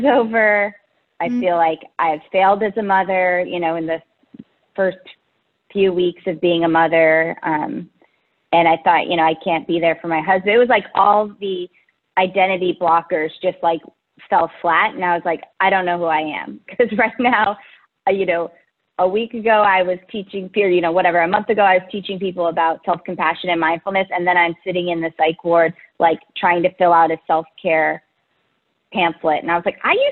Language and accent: English; Menlo Park, California, United States; I'm from Menlo Park, California. It's a little bit south of San Francisco in the Bay Area